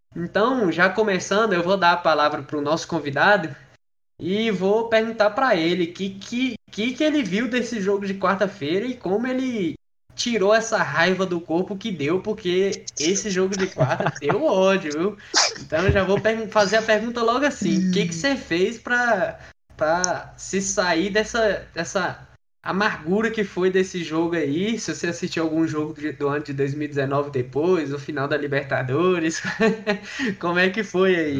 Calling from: Luziânia, Goiás, Brazil; eu falo de Lusiânia, Goiás

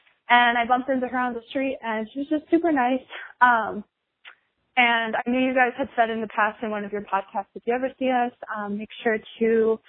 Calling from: Minnesota, United States; I am from Minnesota.

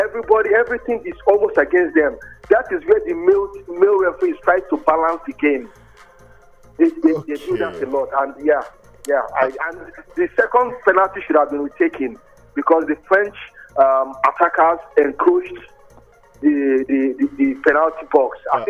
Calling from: Ayobo, Lagos, Nigeria; from Ayobo.

